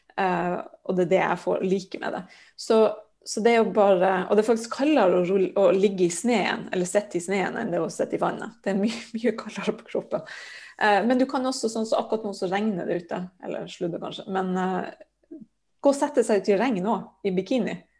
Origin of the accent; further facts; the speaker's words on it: Sørøya, Finnmark, Norway; jeg er jo fra Finnmark, da, fra Sørøya som ligger sørvel på Sørøya, som ligger rett utenfor Hammerfest.